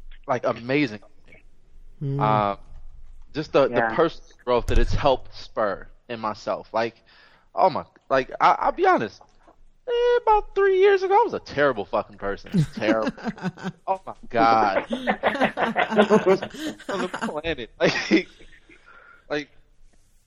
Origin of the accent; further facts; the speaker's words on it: Compton, California, United States; I used to hate to have to tell people I was from Compton